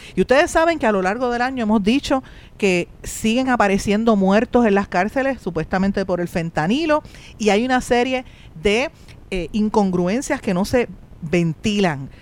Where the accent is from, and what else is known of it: Puerto Rico